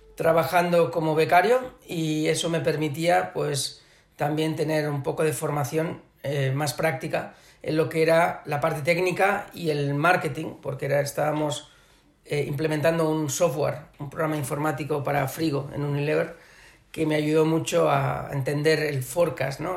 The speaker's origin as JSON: {"language": "Spanish", "town": "Barcelona", "region": "Catalonia", "country": "Spain", "also_born_or_lived": "Shanghai, China", "moved": "as an adult", "said": "catalán, obviamente porque soy de Barcelona"}